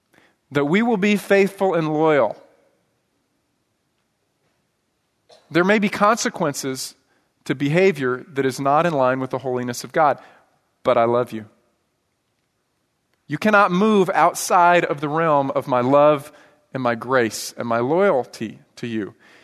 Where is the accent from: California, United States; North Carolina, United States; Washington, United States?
Washington, United States; born there; now in Texas, United States; You know, I didn't grow up here in Texas. I grew up moving all around, but I was born in Washington State. And the area where I was born and where my dad grew up is called Skagit Valley.